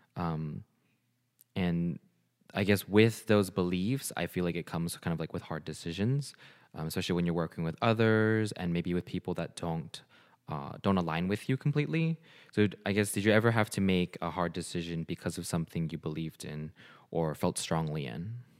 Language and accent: English; Bay Area, California, United States; I also grew up in the Bay Area